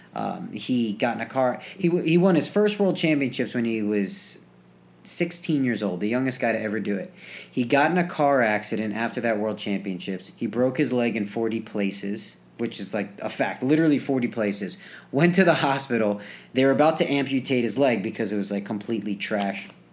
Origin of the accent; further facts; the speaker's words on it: New Jersey, United States; moved away as an adult; I grew up in New Jersey